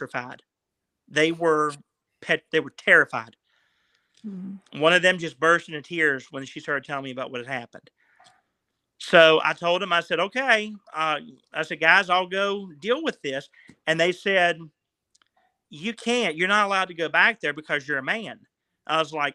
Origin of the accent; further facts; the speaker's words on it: West Virginia, United States; I'm from West Virginia